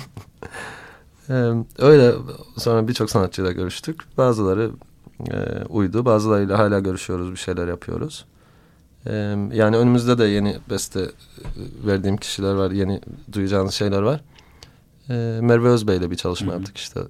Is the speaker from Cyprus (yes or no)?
yes; Cyprus; bir Kıbrıslı olarak